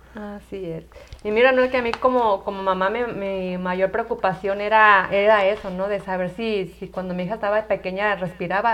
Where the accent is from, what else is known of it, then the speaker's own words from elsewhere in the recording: Tala, Jalisco, Mexico; soy de Tala, Jalisco